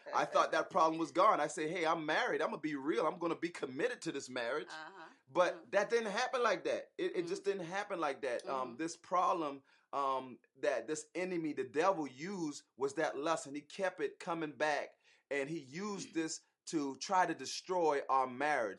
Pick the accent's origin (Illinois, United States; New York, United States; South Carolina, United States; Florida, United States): South Carolina, United States; Charleston; accent: Geechee/Gullah; now in Atlanta, United States; we're originally from Charleston, South Carolina. So if y'all hear the Geechee, if y'all hear the Gullah coming out of us sometime